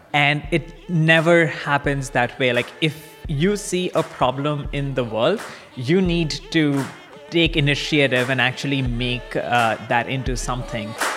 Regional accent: Kolkata, West Bengal, India; moved away as an adult; also born or lived in Chicago; I grew up in India. Um, in a in a town called Calcutta, which is the eastern side of uh, the country, and I went to high school there

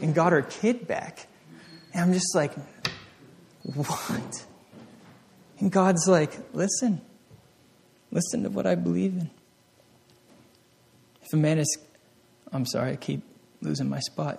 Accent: Vermont, United States; I grew up in Vermont, the back roads

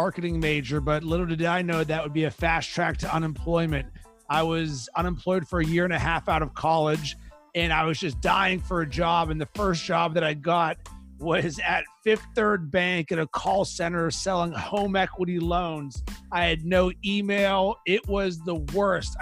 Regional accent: Pittsburgh, Pennsylvania, United States; moved away; I'm from Pittsburgh originally

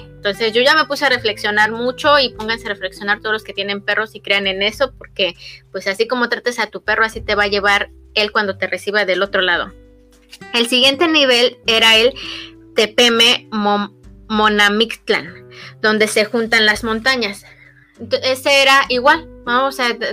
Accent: State of Mexico, Mexico; nosotras somos pues del Estado de México muy cerca del distrito

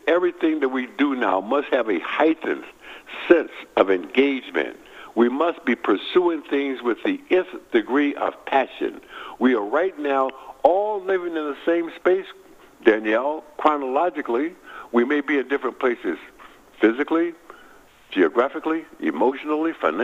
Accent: Milwaukee, Wisconsin, United States; moved away; my hometown, Milwaukee, Wisconsin

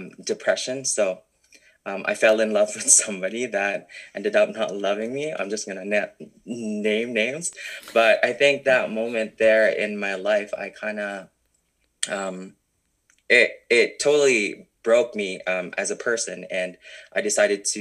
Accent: Philippines; moved away as an adult; now in Canada; growing up in the Philippines, it's really hard to actually kind of like show your true personality

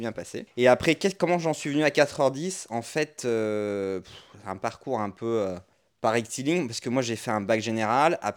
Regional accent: Orléans, Centre-Val de Loire, France

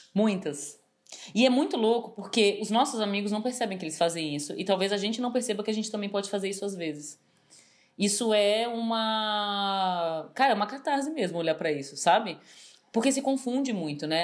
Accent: São Paulo, Brazil; eu, como paulistana, mesmo convivendo muito tempo no Rio de Janeiro

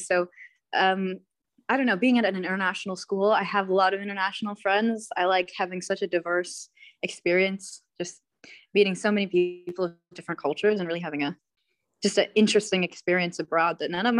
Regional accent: Ohio, United States; I'm from Ohio, pretty much the middle of nowhere, but yeah, right in the US. But I've spent most of my life abroad, just kind of coming back and forth to other countries, back to Ohio.

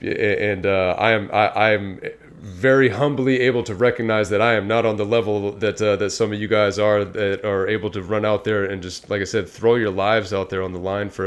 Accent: Bay Area, California, United States; being a young kid in especially the area that we grew up in the Bay Area

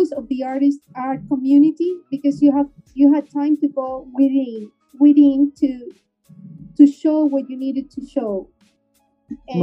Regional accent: Peru; now in Miami, United States; I'm from Peru

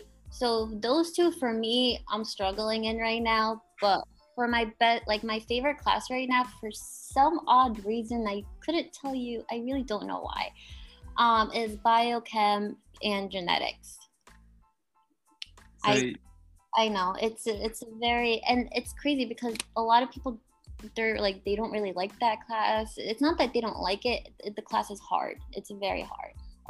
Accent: New England, United States; I'm from New England, and here winters are brutal.

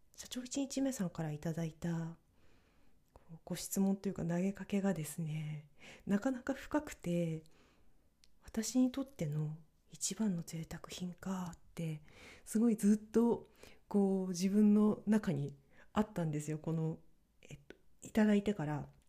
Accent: northern Japan, Japan; moved away; 北国の出身だからというのもあるのか

